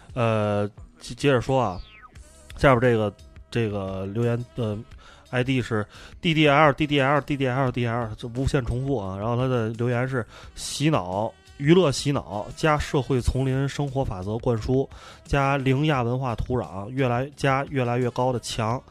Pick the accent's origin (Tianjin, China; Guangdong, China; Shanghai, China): Tianjin, China; 天津是咱们这个普遍闲班电台听众跟我们几位主播都非常关注的话题的核心，就是我们的 嗯 家乡